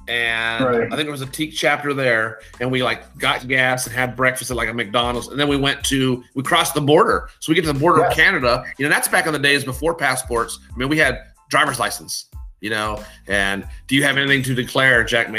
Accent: Spain; born there; Spain. I was born in Spain.

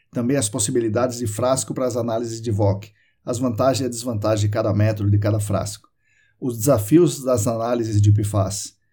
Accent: Sorocaba, São Paulo, Brazil; meu pai veio trabalhar em Sorocaba quando eu tinha 11 anos e eu passei aqui a infância, adolescência aqui, voltei para São Paulo

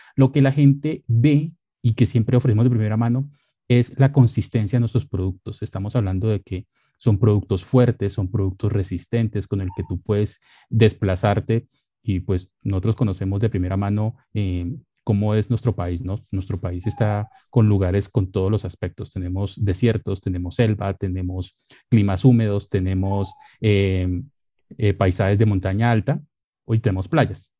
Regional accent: Colombia; como buenos colombianos

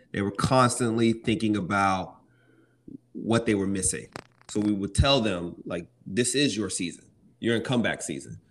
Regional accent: Lonoke, Arkansas, United States; I grew up in Arkansas in a little small place called Lonoke.

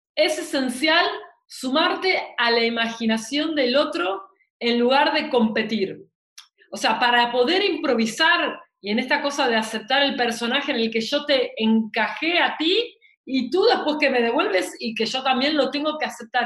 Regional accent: Argentina

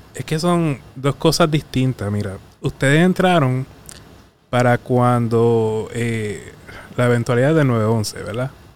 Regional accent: Arroyo, Puerto Rico; also born or lived in Mayagüez; me crié en Arroyo

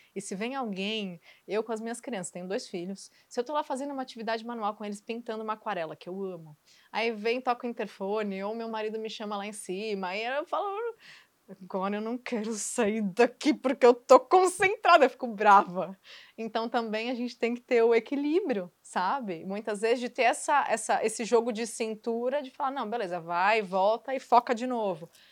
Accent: Santos, São Paulo, Brazil; also born or lived in Rio de Janeiro; Eu sou de Santos

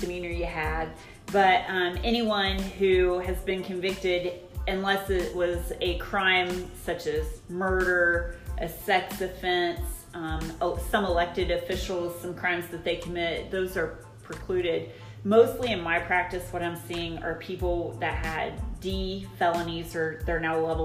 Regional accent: Alexandria, Indiana, United States; also born or lived in Bloomington, Indiana; I was born and raised in Alexandria

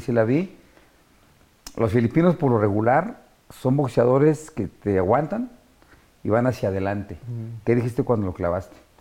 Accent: Mexico City, Mexico; este Infonavit Iztacalco donde yo nací, de donde salí

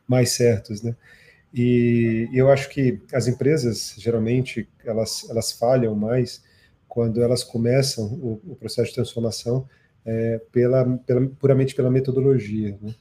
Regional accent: Brazil; born or raised there; also born or lived in South Africa

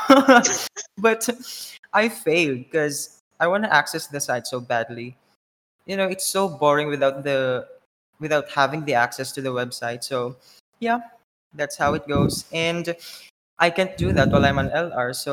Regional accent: Philippines; moved away as an adult; now in Thailand; but I'm from the Philippines, but I'm currently living in Thailand for almost a year now.

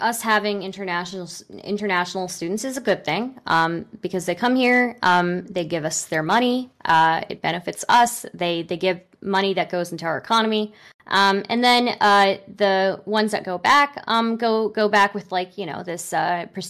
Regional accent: United States; first language English; I was born in America and raised in America

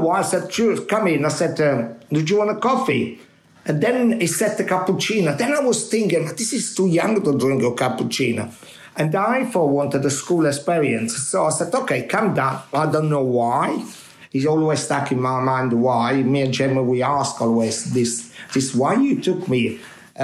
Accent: Minori, Campania, Italy; English is a second language; moved away as an adult; now in London, United Kingdom; When I was in my hometown in Minori

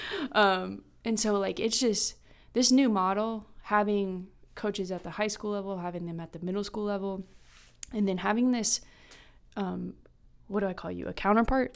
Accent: Kansas, United States; moved away as an adult; also born or lived in Myrtle Beach, South Carolina; I'm from Kansas, taught for a year in Kansas

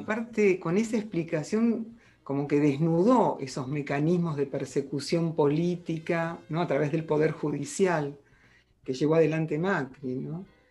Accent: Argentina; uno como argentino

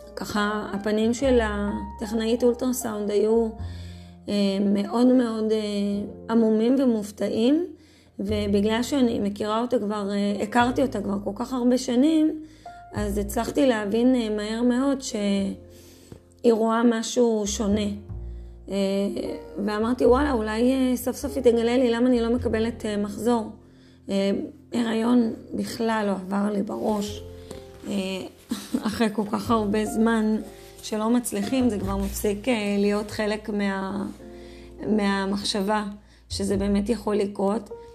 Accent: Safed, Northern District, Israel; now in Adi, Israel; נולדתי וגדלתי, אה, בצפת

